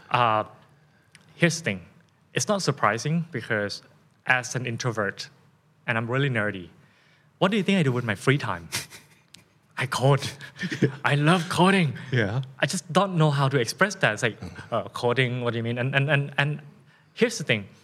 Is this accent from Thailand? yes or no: yes; Thailand; accent: Thai; first language Thai; English is a second language; my first language is of course Thai, right, and then English